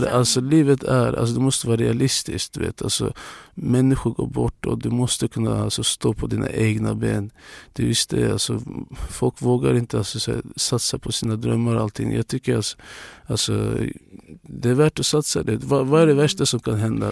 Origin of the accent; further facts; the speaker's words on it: Luleå, Norrbotten County, Sweden; Swedish is a second language; now in Stockholm, Sweden; alla i min hemstad